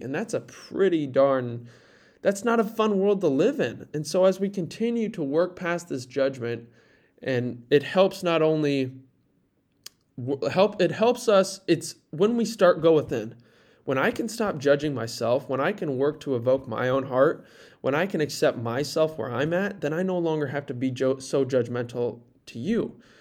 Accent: near Fort Dodge, Iowa, United States; I was in Fort Dodge, a small, or a town, small city near my hometown, about twenty minutes south

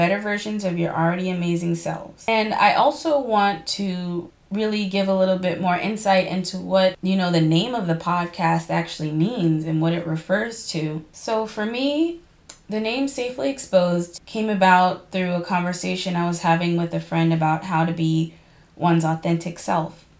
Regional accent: Boston, Massachusetts, United States; I'm from Boston, born and raised, and I just want to clarify for all my listeners that I'm from inside the city of Boston

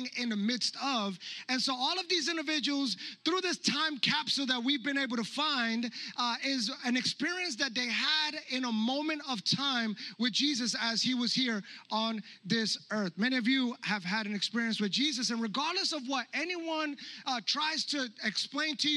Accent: New York, United States; the church that I grew up in New York

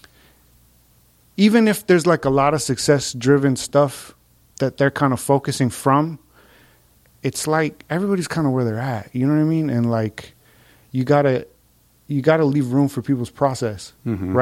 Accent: Santa Fe, New Mexico, United States; moved away as an adult; also born or lived in Hawaii / Bay Area, California; I was raised in New Mexico. I grew up in Santa Fe, New Mexico.

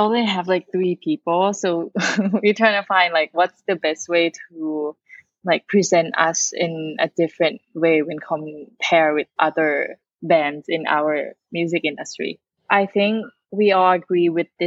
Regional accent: Thailand; we're from Thailand.

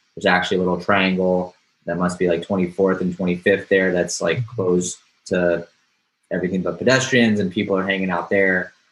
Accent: Houston, Texas, United States; now in New York City, United States; I'm from Houston

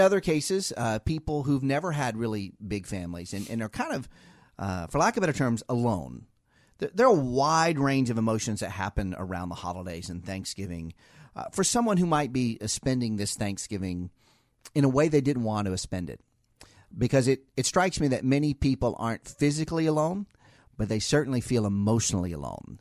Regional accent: Ohio, United States; now in Washington metro area, United States; we're both from Ohio

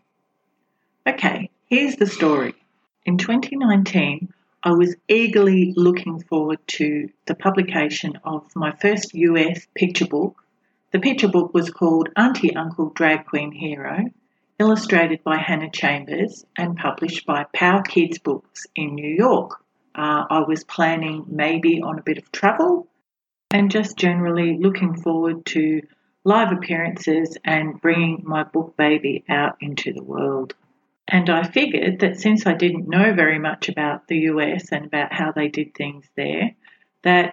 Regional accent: Australia; I am an Australian author

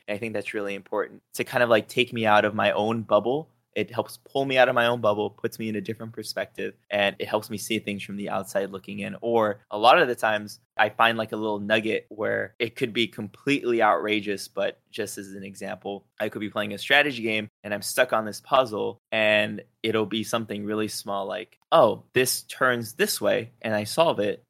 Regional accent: Los Angeles, California, United States; moved away; also born or lived in Texas / Ventura, California; I grew up in East L A in a pretty bad neighborhood

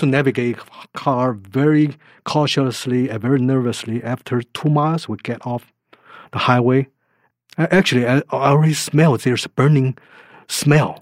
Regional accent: Taiwan; moved away; I was born in Taiwan.

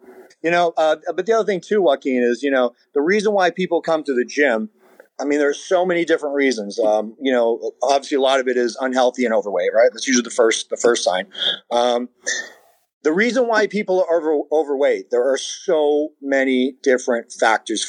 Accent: São Miguel, Azores, Portugal; moved away; I was born in Portugal and on the island, you know, San Miguel and the Azores.

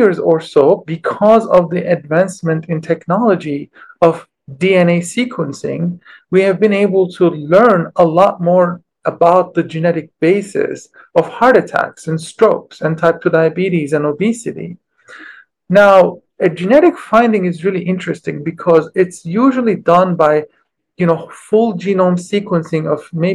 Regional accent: Istanbul, Turkey; moved away as an adult; I grew up in Istanbul

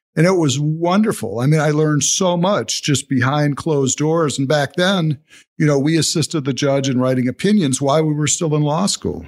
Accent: Toledo, Ohio, United States; I grew up in Toledo, went to Rogers High School

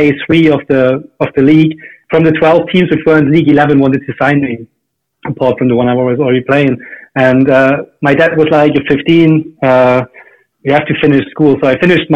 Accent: East Germany, Germany; moved away; I grew up in East Germany before Germany was actually reunited

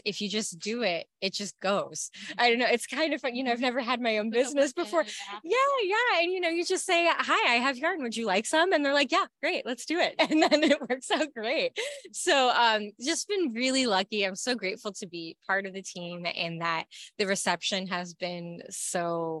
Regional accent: Yorkshire and the Humber, United Kingdom; you may notice my weird accent because I'm from Yorkshire in the UK. So I've traveled, I think it's nearly 3,000 miles to Fiber Flock Festival.

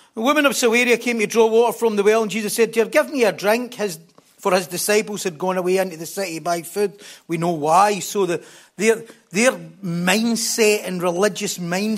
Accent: North Lanarkshire, Scotland, United Kingdom; we're from North Lanarkshire

